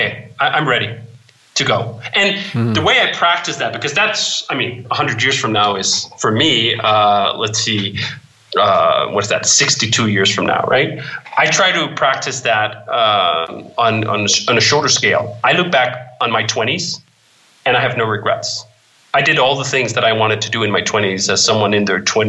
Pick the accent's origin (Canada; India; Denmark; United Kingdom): Denmark; growing up in Denmark